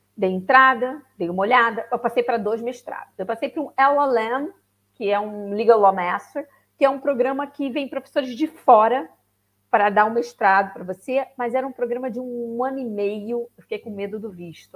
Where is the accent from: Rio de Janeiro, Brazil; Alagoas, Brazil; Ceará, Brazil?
Rio de Janeiro, Brazil; moved away as an adult; now in Braga, Portugal; Sou, sou do Rio, carioca da gema. Exatamente. Pai, mãe, avô, avó, tudo carioca.